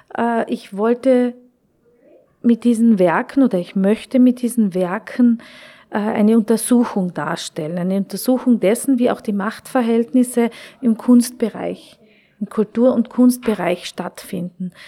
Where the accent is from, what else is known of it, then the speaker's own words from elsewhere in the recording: Klagenfurt, Carinthia, Austria; moved away as an adult; also born or lived in Wolfsberg / Köttmannsdorf; now in Vienna, Austria; ich bin geboren in Wolfsberg, ich bin in Klagenfurt aufgewachsen